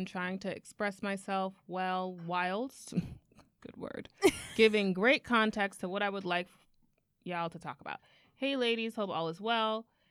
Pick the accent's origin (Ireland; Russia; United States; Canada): United States; Miami, Florida; I'm from Miami, and Parkland is about an hour away.